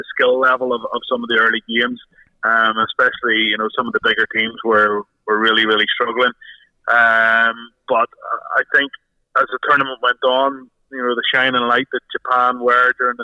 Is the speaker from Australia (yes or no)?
no; Ireland; as an Irishman